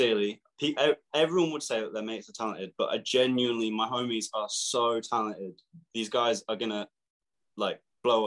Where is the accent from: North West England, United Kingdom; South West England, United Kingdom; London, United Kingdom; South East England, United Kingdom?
South East England, United Kingdom; Milton Keynes; We're from Milton Keynes. Milton Keynes is like my, it's where I would call home, really. It's where we're all from